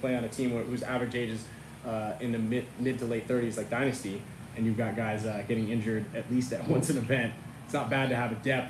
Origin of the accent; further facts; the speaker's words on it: California, United States; I'm from California